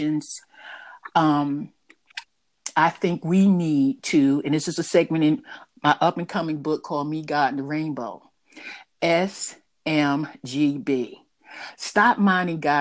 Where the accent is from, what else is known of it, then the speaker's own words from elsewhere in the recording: New York City, New York, United States; I was raised in Harlem